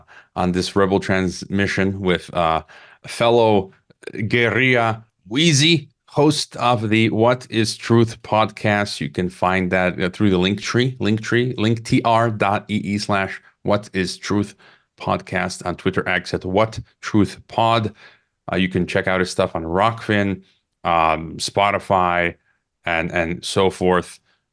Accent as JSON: {"language": "English", "country": "United States", "moved": "as an adult", "said": "I'm sick of it as an American."}